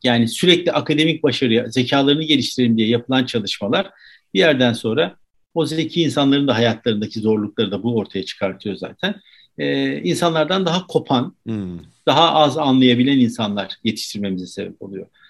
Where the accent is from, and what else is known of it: Turkey